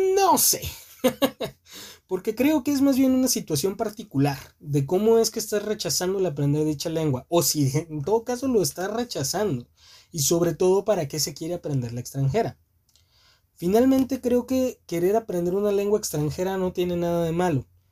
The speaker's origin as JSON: {"language": "Spanish", "country": "Mexico", "said": "somos nacidos en México"}